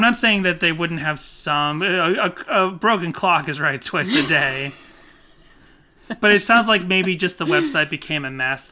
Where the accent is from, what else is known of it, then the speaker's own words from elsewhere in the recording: Burlington, Massachusetts, United States; I had lots of street smarts growing up in Burlington, Massachusetts.